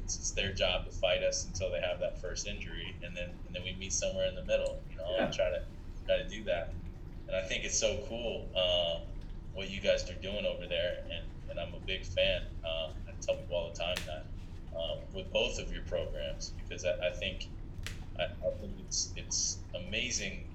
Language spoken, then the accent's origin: English; Columbus, Ohio, United States; now in Buffalo, United States; I'm from Ohio, you know, where it's a cultural thing